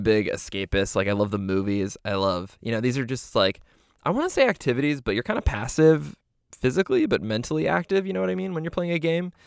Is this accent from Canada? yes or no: yes; Canada; we're Canadian